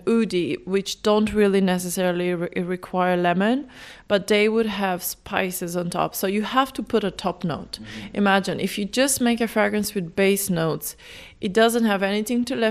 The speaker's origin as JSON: {"language": "English", "country": "North Macedonia", "moved": "yes", "lives_now": "Dublin, Ireland", "said": "I'm from Macedonia"}